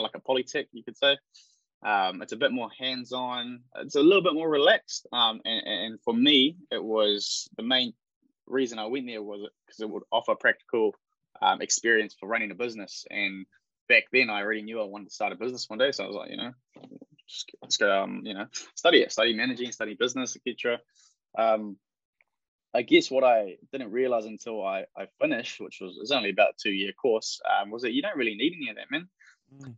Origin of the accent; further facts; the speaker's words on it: Upper Hutt, Wellington, New Zealand; also born or lived in Porirua; Grew up in Upper Hutt. My mum's Filipino, my dad's from London. But I'm a Kiwi kid, man